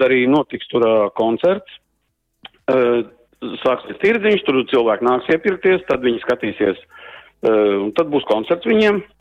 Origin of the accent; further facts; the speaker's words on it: Brocēni, Saldus Municipality, Latvia; moved away as an adult; now in Ireland; es no Sauta, no Brocēniem esmu, es tur mm -hmm. visu mhm. mūžu dejoju kādreiz, kamēr, kamēr biju Latvijā